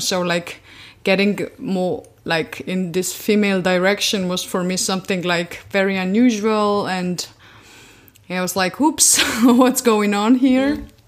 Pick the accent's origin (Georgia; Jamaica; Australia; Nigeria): Georgia; moved away as an adult; now in Berlin, Germany; originally I'm from Georgia, but I've been living in Berlin since eight years already